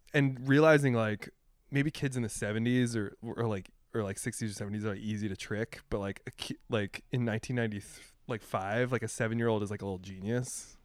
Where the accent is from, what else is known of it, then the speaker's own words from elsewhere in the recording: Pennsylvania, United States; I grew up in Pennsylvania